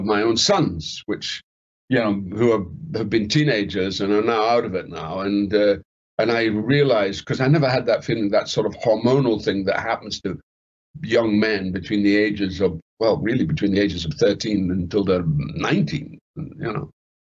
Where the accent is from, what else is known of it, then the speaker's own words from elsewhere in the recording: Scotland, United Kingdom; I mean, I like being Scottish now, but when I was younger, I wanted to learn how to speak, because I had a very, I thought, I can, that's what I spoke, right? Yeah, that was my accent, yeah.